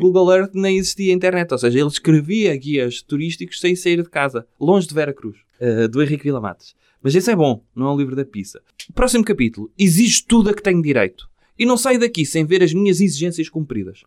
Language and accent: Portuguese; Portugal; sou português.